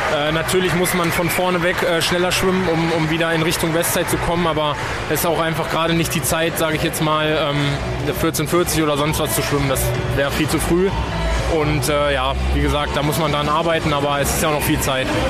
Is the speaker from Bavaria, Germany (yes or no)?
no; Hanover, Lower Saxony, Germany; Ich komme aus, äh, aus der Ecke von Hannover, bin, wohne jetzt